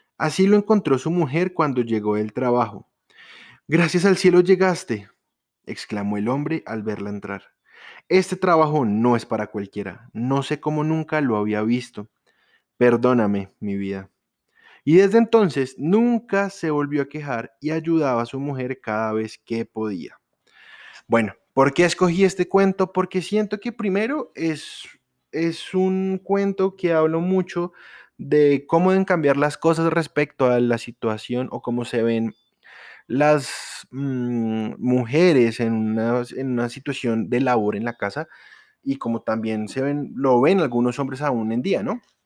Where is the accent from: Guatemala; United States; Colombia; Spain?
Colombia; los colombianos, los que estamos aquí en Colombia, los que somos colombianos